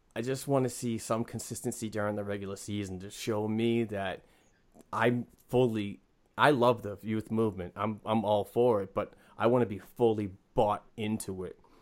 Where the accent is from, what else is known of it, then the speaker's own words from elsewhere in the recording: Northeastern Massachusetts, United States; I am from the, uh, Northeastern uh, part of Massachusetts.